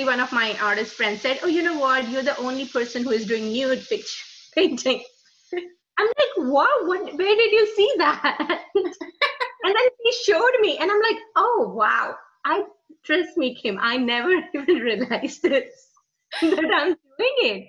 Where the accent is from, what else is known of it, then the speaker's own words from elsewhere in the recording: India; moved away; we were born and raised in India.